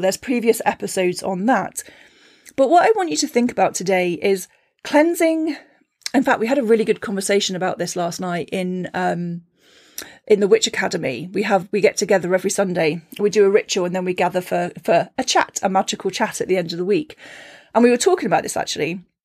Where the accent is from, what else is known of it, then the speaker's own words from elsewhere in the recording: Cornwall, South West England, United Kingdom; moved away; growing up in Cornwall